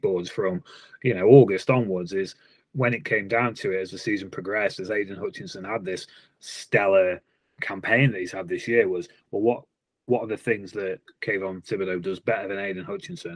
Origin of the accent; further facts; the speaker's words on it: England, United Kingdom; I'm an English guy